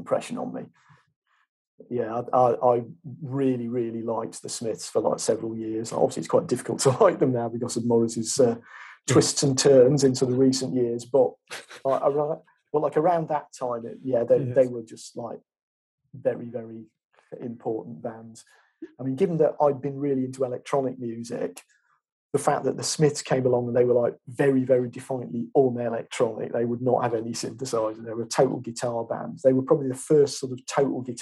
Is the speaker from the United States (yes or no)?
no; Chesterfield, East Midlands, United Kingdom; I was from Chesterfield, that was literally 10 minutes away on the train.